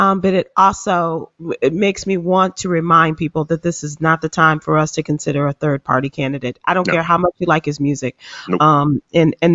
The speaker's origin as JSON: {"language": "English", "town": "Chicago", "region": "Illinois", "country": "United States", "tie": "born or raised there", "said": "my hometown of Chicago"}